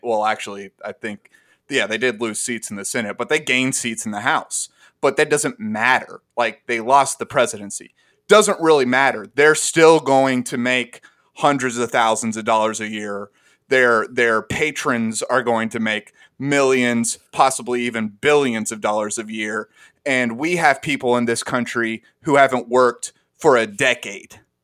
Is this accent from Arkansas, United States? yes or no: yes; Arkansas, United States; all three of us grew up together in arkansas